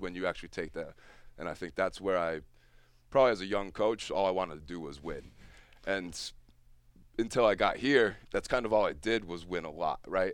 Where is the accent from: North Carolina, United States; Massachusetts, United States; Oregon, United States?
Massachusetts, United States; Easthampton; I grew up in East, middle school in East Hampton